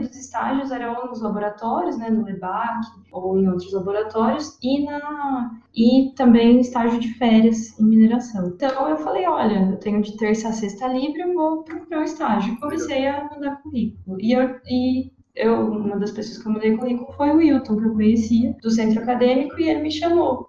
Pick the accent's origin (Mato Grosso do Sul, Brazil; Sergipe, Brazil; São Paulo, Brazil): São Paulo, Brazil; Rio Claro; eu sou de Rio Claro